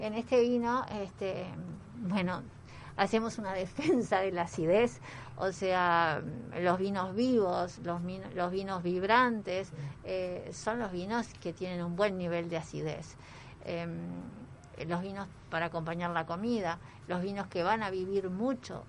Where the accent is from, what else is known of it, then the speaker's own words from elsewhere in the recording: Uruguay; nos va a gustar mucho como uruguayos